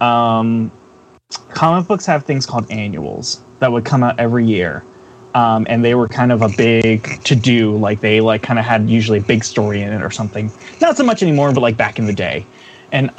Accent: Philadelphia, Pennsylvania, United States; it's my hometown. I love Philadelphia

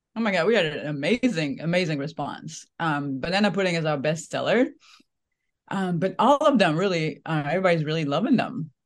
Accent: France; now in United States; I'm, I'm from France originally

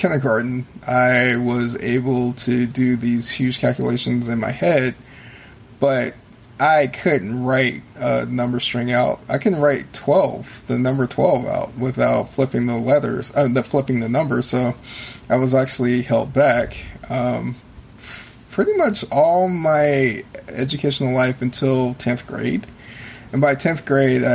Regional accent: San Francisco area, California, United States; I grew up in California, which was, at the time anyway, it was pretty bohemian, because I lived in the San Francisco area

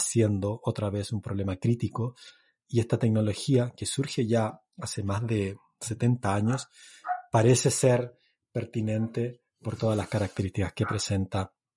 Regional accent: northern Chile, Chile; yo soy del norte de Chile

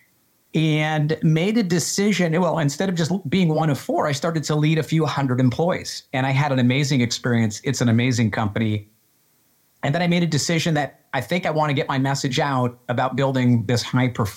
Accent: Western Massachusetts, United States; I grew up in Western Massachusetts.

